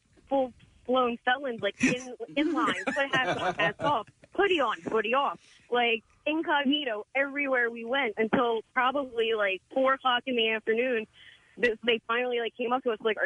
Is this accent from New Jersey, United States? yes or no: yes; New Jersey, United States; we're from South Jersey